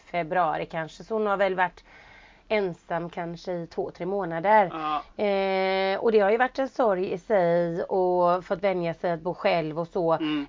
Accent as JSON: {"language": "Swedish", "country": "Sweden", "said": "jag var hemma i Sverige"}